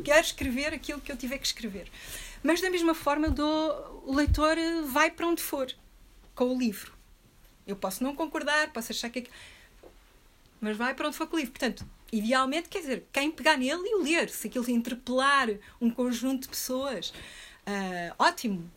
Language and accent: Portuguese; Portugal; also born or lived in Rio de Janeiro; eu sou portuguesa, europeia, branca